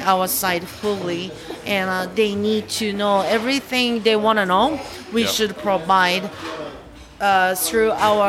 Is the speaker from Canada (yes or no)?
no; Japan; I grew up in Japan when I was young.